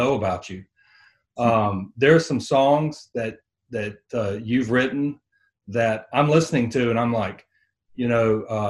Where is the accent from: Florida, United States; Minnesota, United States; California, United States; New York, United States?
Florida, United States; North; that's where I grew up in North Florida.